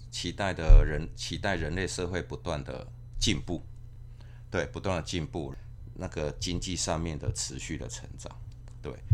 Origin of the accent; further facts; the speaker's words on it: Kaohsiung, Taiwan; moved away as an adult; also born or lived in Taipei / Keelung; now in Linkou, Taiwan; 我是高雄囡啊。嗯。我从高雄，呃，读大学之后，我才，呃，搬来台北。那台北这个城市哈，因为我们学校就在台北市区